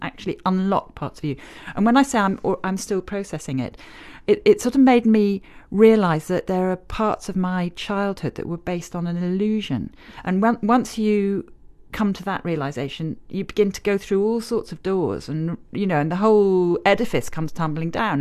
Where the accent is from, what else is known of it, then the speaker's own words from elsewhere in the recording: Northern Nigeria, Nigeria; moved away; I grew up in Nigeria during the Civil War, but I was in the North